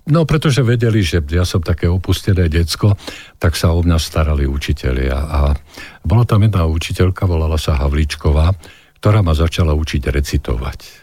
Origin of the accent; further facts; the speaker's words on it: Záhorie, Slovakia; ja som vlastne zo Záhoria